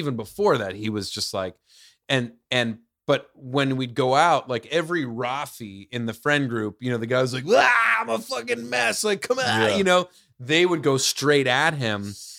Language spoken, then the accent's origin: English; New York, United States; I grew up in the suburbs outside the city.